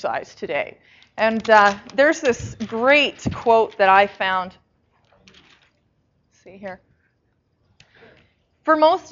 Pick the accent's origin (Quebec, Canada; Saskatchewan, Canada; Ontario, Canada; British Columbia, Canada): Saskatchewan, Canada; moved away; I'm from Saskatchewan originally. That's where I grew up